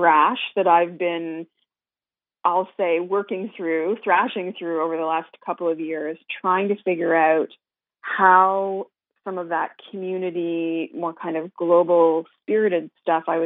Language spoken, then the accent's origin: English; Canada; as a Canadian